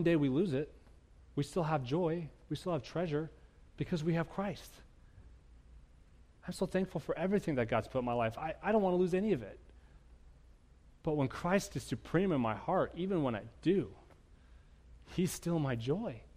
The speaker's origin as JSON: {"language": "English", "country": "United States", "said": "I'm an American"}